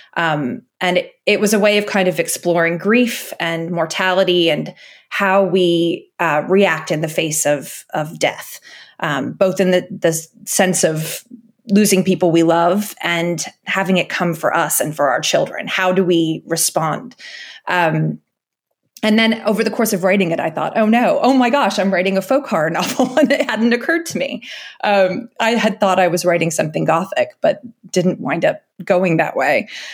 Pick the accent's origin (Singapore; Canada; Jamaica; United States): United States; moved away as an adult; now in United Kingdom; even as an American moving to Britain